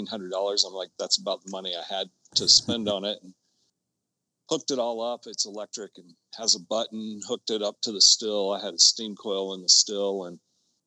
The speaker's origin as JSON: {"language": "English", "region": "Georgia", "country": "United States", "tie": "born or raised there", "also_born_or_lived": "New York", "moved": "yes", "lives_now": "Colorado, United States", "said": "I'm from Georgia, born and raised"}